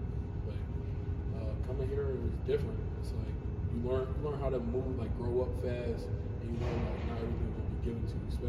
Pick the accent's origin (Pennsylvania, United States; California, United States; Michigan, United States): Pennsylvania, United States; Willow Grove; I'm from Willow Grove, PA.